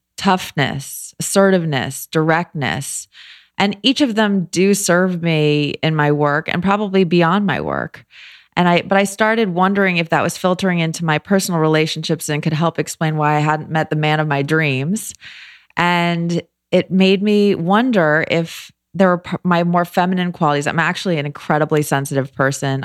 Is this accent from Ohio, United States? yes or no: no; Los Angeles, California, United States; moved away as an adult; also born or lived in New York / Philadelphia; I grew up in L